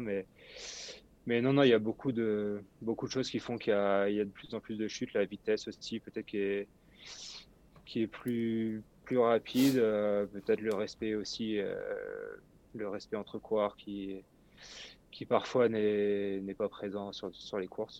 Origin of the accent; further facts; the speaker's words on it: Brittany, France; chez moi en Bretagne